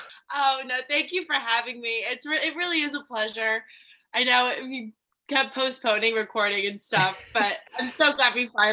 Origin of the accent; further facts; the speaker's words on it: Lexington, Kentucky, United States; moved away as an adult; also born or lived in South Carolina; I'm originally from Lexington, Kentucky. I lived in South Carolina for a few years, going to college. I'm 23 years old